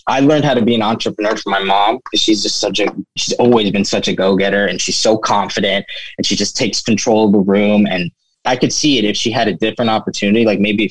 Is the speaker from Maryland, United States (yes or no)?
yes; Gaithersburg, Maryland, United States; now in Baltimore, United States; growing up in Gaithersburg, around Gaithersburg, Maryland